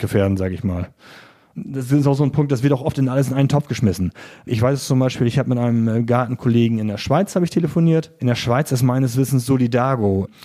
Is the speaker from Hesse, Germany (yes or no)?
no; Friesland, Lower Saxony, Germany; now in Offenburg, Germany; da kommt natürlich ein bisschen Lokalpatriotismus Tourismus durch, zumindest zu meiner alten Heimat